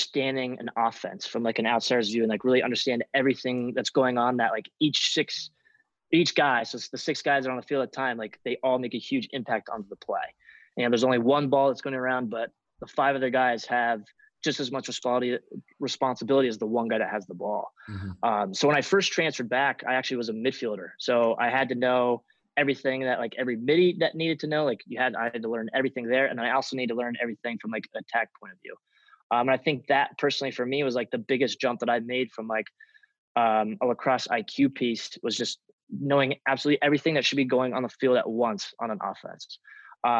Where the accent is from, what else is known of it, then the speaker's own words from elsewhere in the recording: Centennial, Colorado, United States; Growing up in Centennial, which is probably like 20 to 25 minutes away from